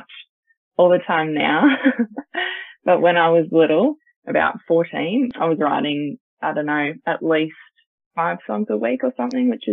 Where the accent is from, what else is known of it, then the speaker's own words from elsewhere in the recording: Port Macquarie, New South Wales, Australia; now in Newcastle, Australia; I'm 21. I grew up in Port Macquarie